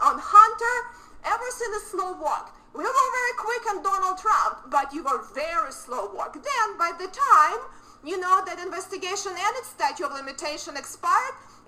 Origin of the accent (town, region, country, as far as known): Ukraine; born or raised there; moved away as an adult; now in United States